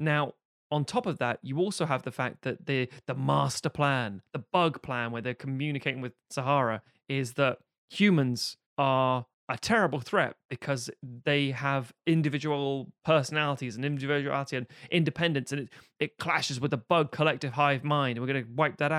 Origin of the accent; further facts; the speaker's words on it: Buenos Aires, Argentina; And again, I'm from Buenos Aires. I say kill them all.